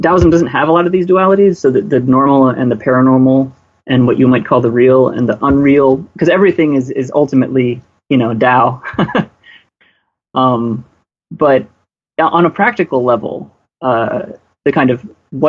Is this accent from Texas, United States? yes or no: yes; Houston, Texas, United States; moved away as an adult; also born or lived in China; I grew up in Houston, Houston, Texas